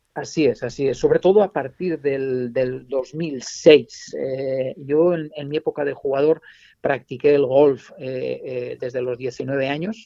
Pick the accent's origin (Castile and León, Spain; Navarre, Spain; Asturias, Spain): Navarre, Spain; mi tierra, eh, que es la, la Irati